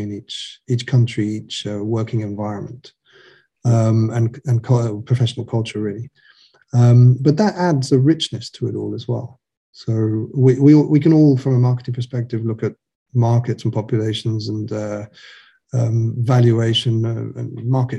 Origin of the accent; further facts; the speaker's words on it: United Kingdom; also born or lived in Ireland; now in mainland Europe; I'm British